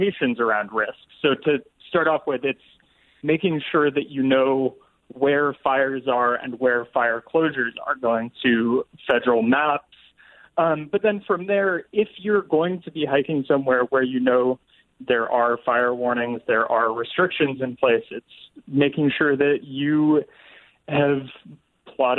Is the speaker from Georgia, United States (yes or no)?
no; Seattle, Washington, United States; now in New Orleans, United States; I grew up in Seattle.